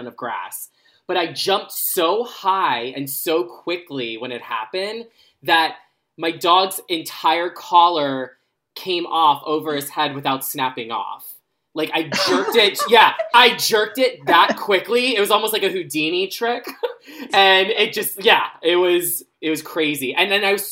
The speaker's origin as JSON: {"language": "English", "region": "Florida", "country": "United States", "tie": "born or raised there", "said": "I grew up in Florida"}